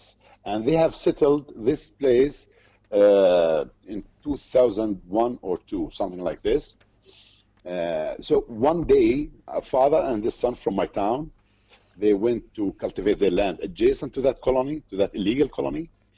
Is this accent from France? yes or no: no; Beit Umar, West Bank, Palestine; I'm from Beit Umar town. It's 8 kilometers to the north of Hebron city. And Beit Umar is part of Hebron district. It comes in the middle between Hebron and Bethlehem, actually.